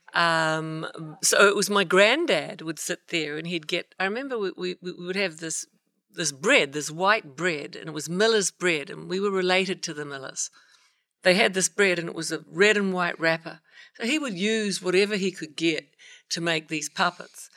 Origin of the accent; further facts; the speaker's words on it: New Zealand; also born or lived in Alabama; now in Los Angeles, United States; I'm from, go past the South Pacific, down to the South of the South of the South Island